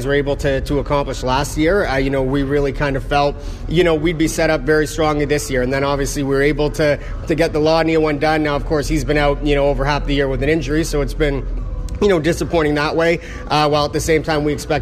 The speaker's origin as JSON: {"language": "English", "country": "Canada", "tie": "born or raised there", "said": "growing up in Canada"}